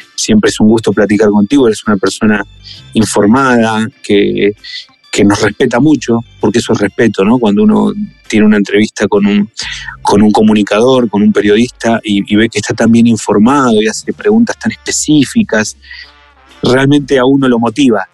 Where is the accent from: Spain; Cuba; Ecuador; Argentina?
Argentina; now in Mexico; aunque yo sea argentino